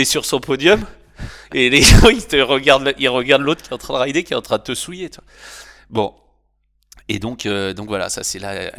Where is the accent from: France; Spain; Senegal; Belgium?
France; Normandy; moved away as an adult; also born or lived in Bordeaux / Philippines; chez moi en Normandie